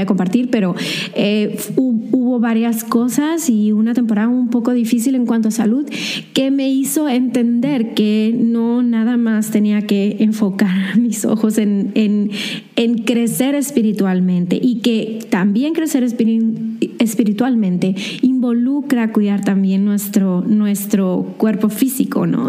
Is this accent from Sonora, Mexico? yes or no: yes; Hermosillo, Sonora, Mexico; also born or lived in Mexicali; yo nací en Mexicali, pero solo viví un año y me regresé aquí a Hermosillo